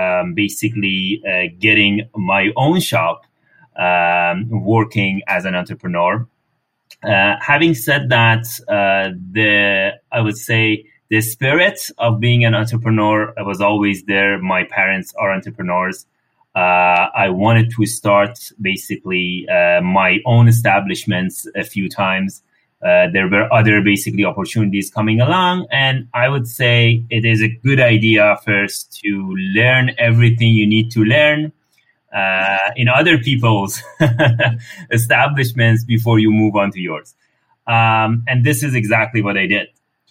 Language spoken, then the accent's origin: English; Iran; moved away as an adult; now in Canada; I'm coming from Iran. Over there, I've worked for governments for a while